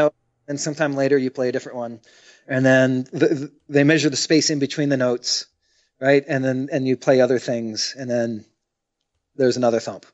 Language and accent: English; United States; I'm the only American playing the American music